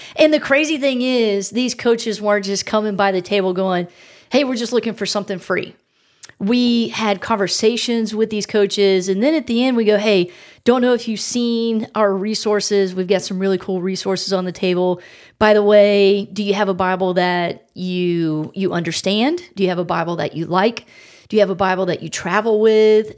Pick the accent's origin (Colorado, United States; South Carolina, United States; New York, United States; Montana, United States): South Carolina, United States; I'm from South Carolina.